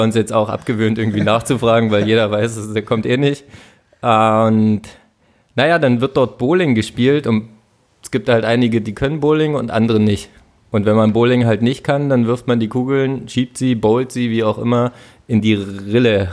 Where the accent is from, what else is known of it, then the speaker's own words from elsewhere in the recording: Finsterwalde, Brandenburg, Germany; moved away; Handballer in Finsterwalde, wo ich herkomme